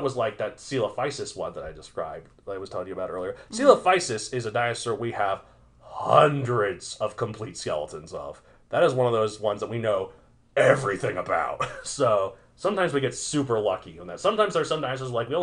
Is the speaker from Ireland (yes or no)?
no; Colorado, United States; I'd much rather be referred to as a Coloradan than an American.